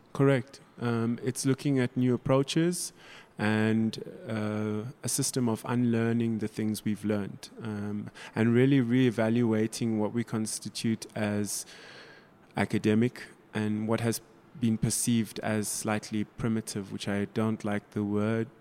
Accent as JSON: {"language": "English", "town": "Durban", "region": "KwaZulu-Natal", "country": "South Africa", "tie": "born or raised there", "moved": "yes", "lives_now": "Johannesburg, South Africa", "said": "I was brought up in South Africa."}